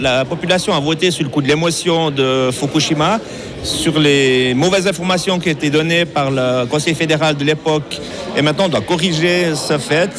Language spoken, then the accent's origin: French; Switzerland; chez nous en Suisse